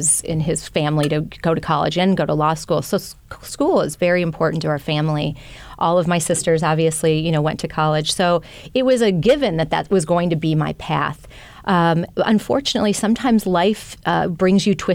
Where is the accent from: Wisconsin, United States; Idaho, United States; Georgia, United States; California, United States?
Wisconsin, United States; moved away; I grew up in Wisconsin